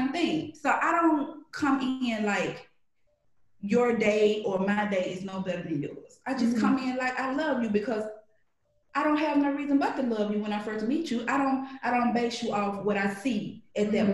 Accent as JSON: {"language": "English", "town": "Birmingham", "region": "Alabama", "country": "United States", "tie": "born or raised there", "also_born_or_lived": "Alexander City, Alabama", "said": "I grew up in Birmingham, Alabama, but I'm a country girl. I was born in Alexander City."}